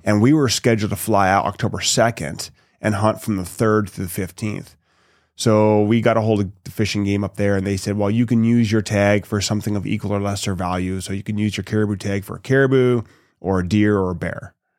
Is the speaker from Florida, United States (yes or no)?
no; an hour north of Seattle, Washington, United States; also born or lived in Toronto, Ontario, Canada; we moved to Washington when I was about two, a little over two years old